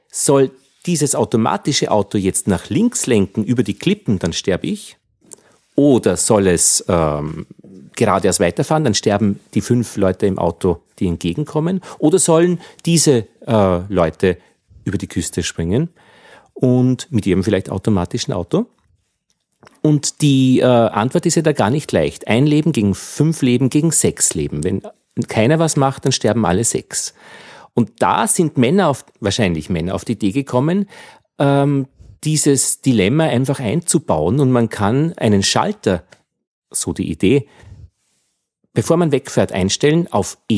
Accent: Altheim, Upper Austria, Austria; Das Bier ist kühl äh, und kommt aus meiner Heimatgemeinde in Oberösterreich, aus

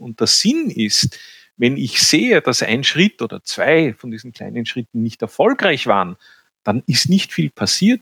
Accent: Vienna, Austria; accent: Viennese; Ich bin ein Städter, ich bin in Wien aufgewachsen

